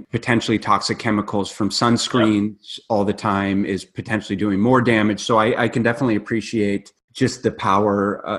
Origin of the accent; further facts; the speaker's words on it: Minnesota, United States; now in Phoenix, United States; I'm from Minnesota, so they're not seeing the sun again until May.